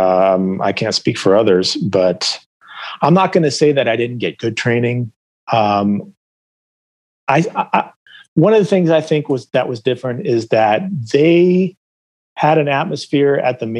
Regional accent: Phoenix, Arizona, United States; I grew up in Phoenix

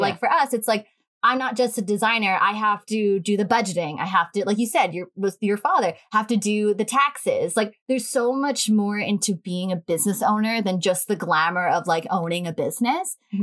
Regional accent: Long Island, New York, United States; we've been on this island since we were born

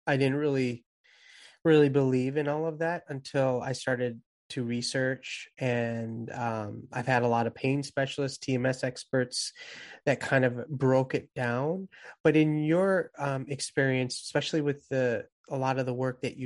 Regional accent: San Diego, California, United States; moved away; my hometown, San Diego

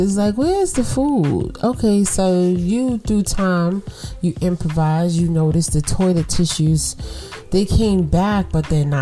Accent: New York City, New York, United States; I'm from Brooklyn. You know, I'm from buildings, concrete, little bit of trees

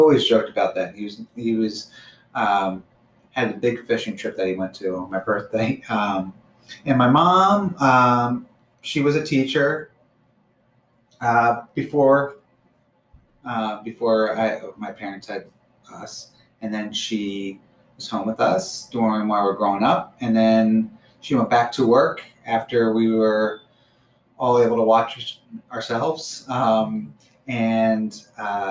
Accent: Bucks County, Pennsylvania, United States; We live in Bucks County, grew up in Bucks County

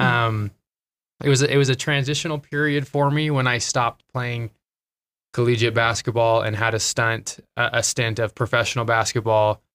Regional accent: Twin Falls, Idaho, United States; moved away as an adult; I am from Twin Falls, Idaho. So, Idaho kid, born and raised.

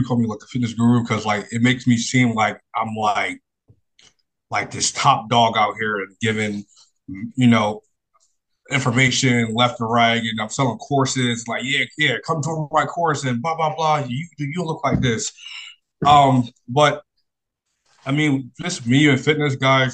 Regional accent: Philadelphia, Pennsylvania, United States; I grew up in Philadelphia, born and raised

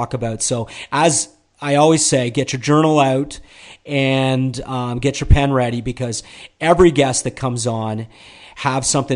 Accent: Toronto, Ontario, Canada; I'm from Toronto

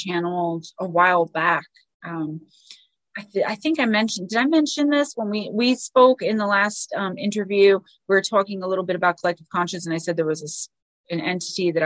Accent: Paterson, New Jersey, United States; my hometown, the town I love, Paterson, New Jersey

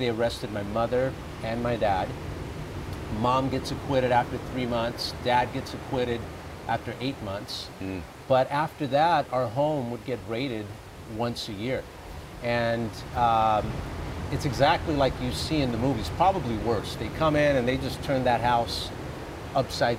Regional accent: Glendora, California, United States; born or raised there; also born or lived in Bogota, Colombia

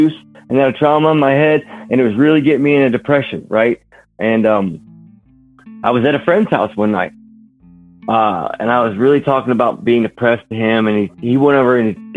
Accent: Warsaw, Indiana, United States; also born or lived in California / Idaho; my hometown here in Warsaw, Indiana

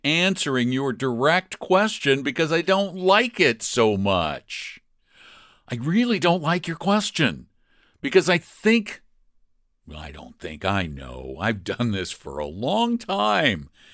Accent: Colorado, United States; I'm from Colorado

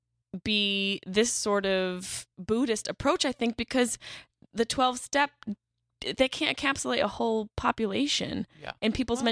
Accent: Syracuse, New York, United States; moved away; I lived in New York City for 10 years, but I'm from Syracuse, which is just a hobunk town.

